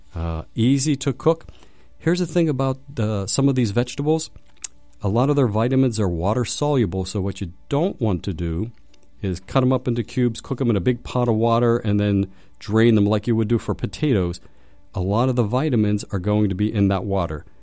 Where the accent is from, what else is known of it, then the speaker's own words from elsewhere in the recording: Pittsburgh, Pennsylvania, United States; I'm from Pittsburgh.